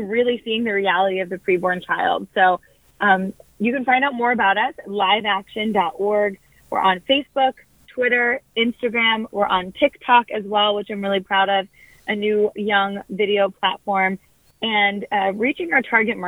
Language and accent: English; New Jersey, United States; I grew up in New Jersey